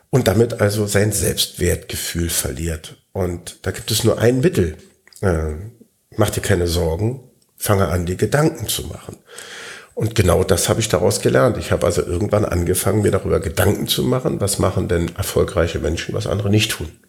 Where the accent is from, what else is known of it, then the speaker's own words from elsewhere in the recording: Berlin, Germany; wenn sie merken, ich komme aus Berlin, hört man das? Ja, minimal.